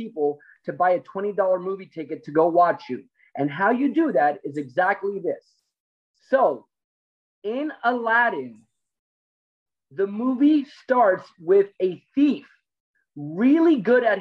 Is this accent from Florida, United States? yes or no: yes; Miami, Florida, United States; I'm a fighter from Miami. I'm Cuban.